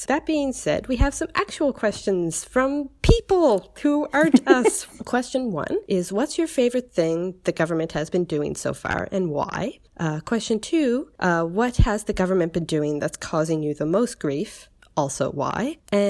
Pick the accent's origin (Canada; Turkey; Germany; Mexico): Canada; Lower Sackville, Nova Scotia; I was in my hometown of Lower Sackville